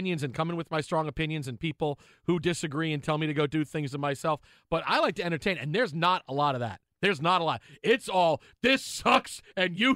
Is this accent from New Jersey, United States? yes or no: no; New York, United States; moved away; I'm a New Yorker.